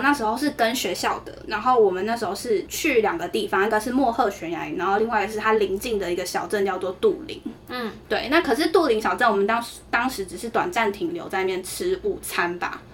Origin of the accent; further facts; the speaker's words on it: Taiwan; 我是台湾人